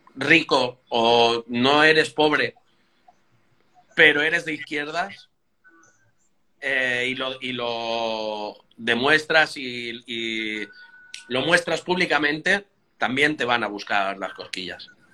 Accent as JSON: {"language": "Spanish", "region": "Catalonia", "country": "Spain", "moved": "yes", "lives_now": "Madrid, Spain", "said": "yo soy catalán, no español"}